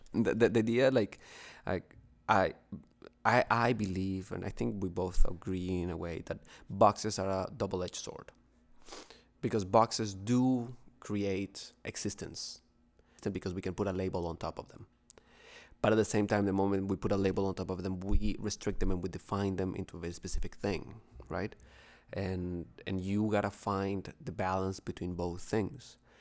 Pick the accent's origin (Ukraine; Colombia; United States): Colombia; Bogotá, Bogotá Capital District; now in Toronto, Canada; from, from Colombia, from Bogotá